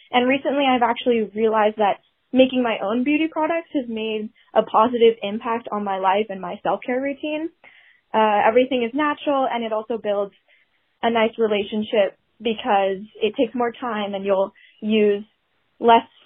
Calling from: California, United States; from the Bay Area, and I just wanted to make a comment on your sustainable living episode.

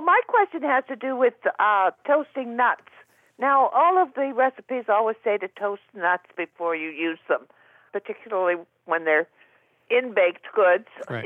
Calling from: Danville, California, United States; I'm calling from Danville, California

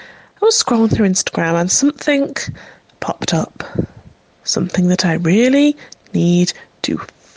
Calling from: North West England, United Kingdom; Good evening, darlings. … from Cheshire.

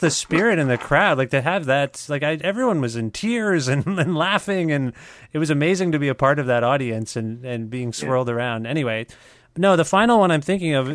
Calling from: Guelph, Ontario, Canada; I'm calling you from Guelph, Ontario

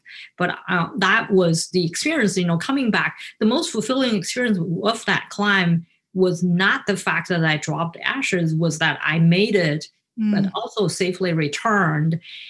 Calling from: Naperville, Illinois, United States; I'm speaking today from Naperville. It's the west suburb of Chicago.

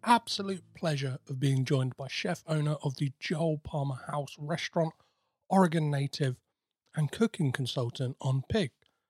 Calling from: United Kingdom; I'm calling in from the UK, so the time here is 7 p.m.

